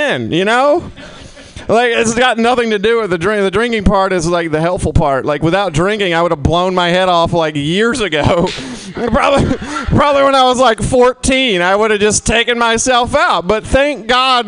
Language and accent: English; Mississippi, United States; now in San Francisco, United States; I'm originally from Mississippi